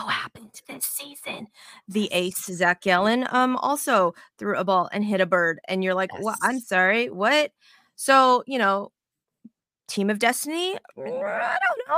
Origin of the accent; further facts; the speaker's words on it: Las Vegas, Nevada, United States; now in Texas, United States; I'm originally from Vegas